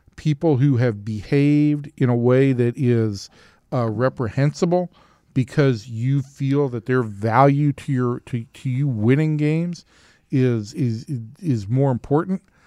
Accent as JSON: {"language": "English", "region": "Georgia", "country": "United States", "said": "I was from Georgia."}